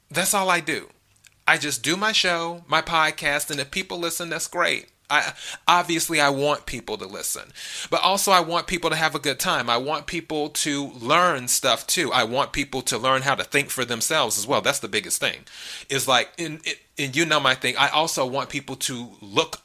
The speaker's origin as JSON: {"language": "English", "country": "United States", "said": "I'm an American"}